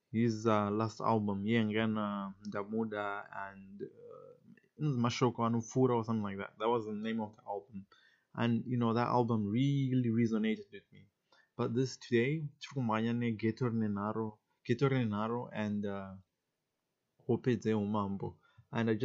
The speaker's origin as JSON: {"language": "English", "country": "Zimbabwe", "said": "I'm from Zimbabwe"}